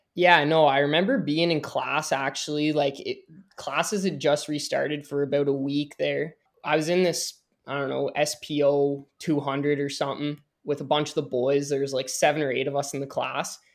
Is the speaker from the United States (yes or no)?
no; Canada; I'm a Canadian